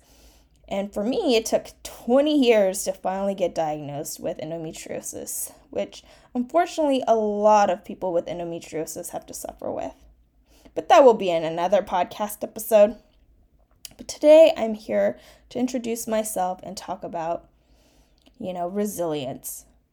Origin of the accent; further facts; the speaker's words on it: United States; first language Mandarin Chinese; English is a second language; I'm a first-generation Chinese-American, where Chinese Mandarin was actually my first language that I spoke, and English my second